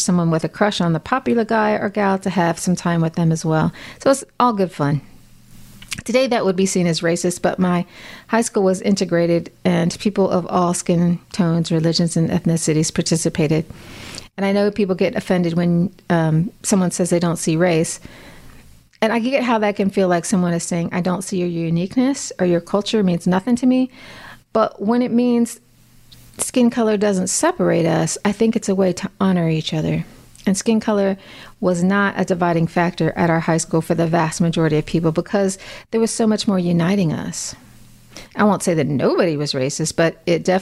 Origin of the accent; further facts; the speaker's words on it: Midwest, United States; moved away; I grew up in the Midwest